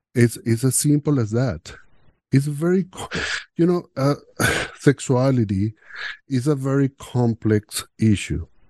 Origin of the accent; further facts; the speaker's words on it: Venezuela; English is a second language; moved away as an adult; now in Canada; growing up in Venezuela, in a machista so, uh, society